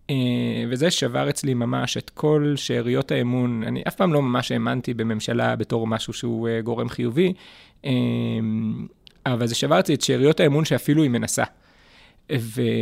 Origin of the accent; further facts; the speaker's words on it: Neve Dekalim, Gaza Strip, Palestine; moved away as an adult; also born or lived in Jerusalem; נולדתי בשערי צדק בירושלים, אבל גדלתי בנווה דקלים מגיל אפס בעצם.